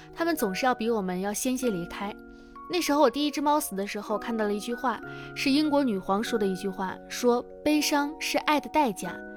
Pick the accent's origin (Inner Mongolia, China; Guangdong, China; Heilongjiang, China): Heilongjiang, China; Harbin; moved away; 明天我将要出发到哈尔滨，去我的亲戚朋友们家，呃，去转一转，带，也是带我老公回我们，我的老家去看一看